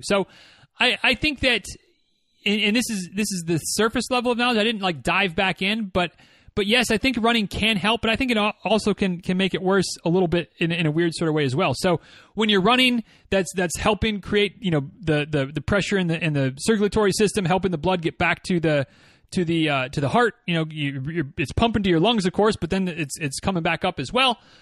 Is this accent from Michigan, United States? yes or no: yes; Michigan, United States; moved away; growing up in Michigan